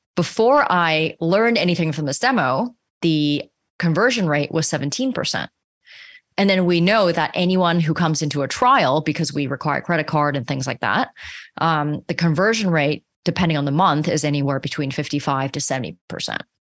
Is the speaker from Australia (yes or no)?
no; Canada; I'm also Canadian